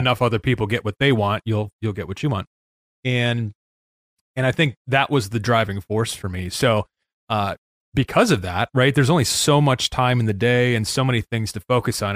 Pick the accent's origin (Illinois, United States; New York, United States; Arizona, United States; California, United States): Illinois, United States; Chicago; moved away as an adult; now in Saint Joseph, Michigan, United States; I grew up in Chicago